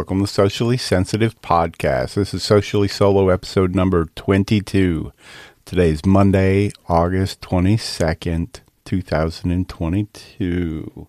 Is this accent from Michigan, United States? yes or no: yes; Michigan, United States; But I remember playing Space Invaders growing up in Michigan.